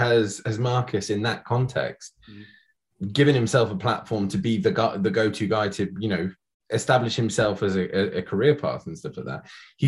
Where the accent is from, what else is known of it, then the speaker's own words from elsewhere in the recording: Scotland, United Kingdom; we're both from Scotland. I probably don't sound it, but I promise you I am.